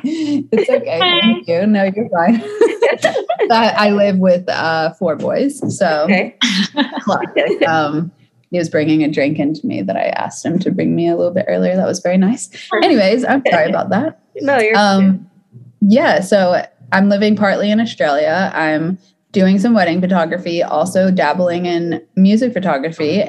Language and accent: English; Atlanta, Georgia, United States; now in Los Angeles, United States; I'm from Atlanta, so I started on the East Coast in the South.